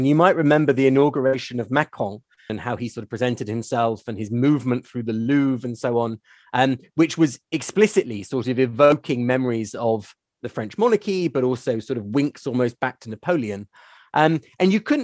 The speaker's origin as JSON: {"language": "English", "country": "United Kingdom", "said": "as a Brit"}